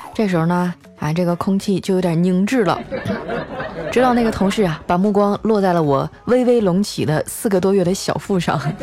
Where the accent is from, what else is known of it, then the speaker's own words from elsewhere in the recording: Northeast China, China; accent: Northeastern; 我们东北话